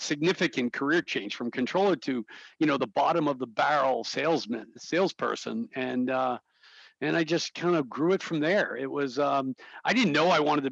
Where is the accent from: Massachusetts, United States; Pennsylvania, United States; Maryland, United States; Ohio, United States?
Massachusetts, United States; North Attleboro; I grew up in North Attleboro